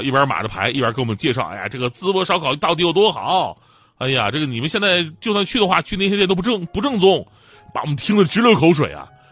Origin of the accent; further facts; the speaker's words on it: Northeast China, China; moved away; 作为一个东北人，我不想对我的家乡只有情怀，我更希望呼唤他，帮助他支棱起来